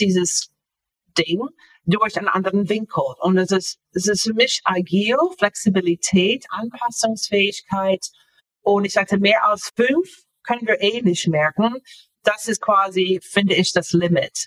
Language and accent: German; Florida, United States; German is a second language; moved away as an adult; also born or lived in Japan / Northern Germany; now in Germany; ich bin in den USA aufgewachsen, ähm, in Florida aufgewachsen